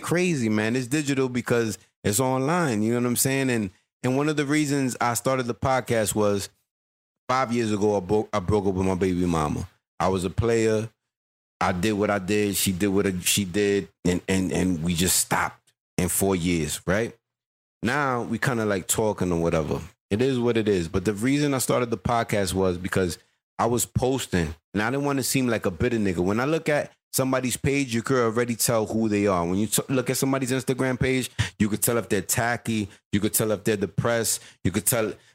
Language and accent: English; New York City, New York, United States; I was born in Queens